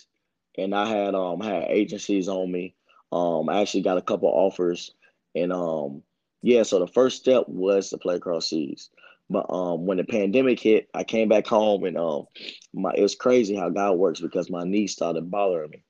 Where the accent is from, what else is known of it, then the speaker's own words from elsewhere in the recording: Greensboro, North Carolina, United States; also born or lived in Kernersville, North Carolina; I grew up in Greensboro